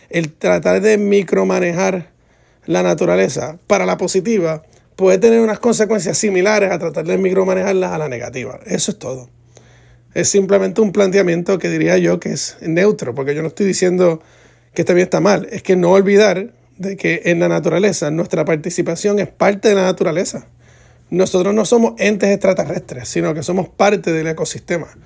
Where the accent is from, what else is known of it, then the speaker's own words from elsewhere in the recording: Puerto Rico; Entonces, las frutas que en mi país, en Puerto Rico, se reconocen como las frutas nacionales, no son nacionales nada